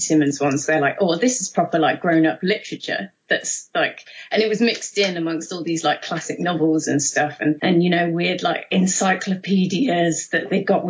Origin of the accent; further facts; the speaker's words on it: Mansfield, East Midlands, United Kingdom; a comic shop in my hometown called Ground Zero in Mansfield